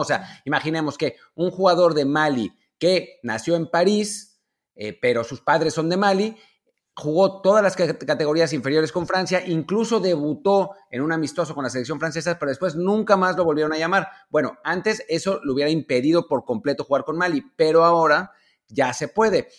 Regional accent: Mexico

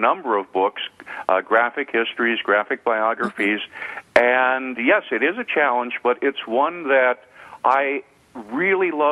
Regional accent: Devils Lake, North Dakota, United States; moved away; When I was in my hometown of Devil's Lake, North Dakota

